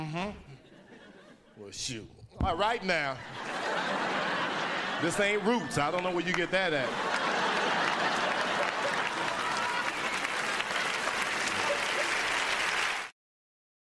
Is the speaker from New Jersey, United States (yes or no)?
no; Oakland, California, United States; I grew up in Oakland, California